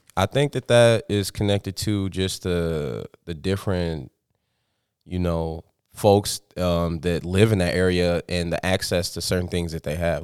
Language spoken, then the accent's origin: English; Sioux Falls, South Dakota, United States; six oh five Sioux Falls is a place that I grew up. I was born and raised here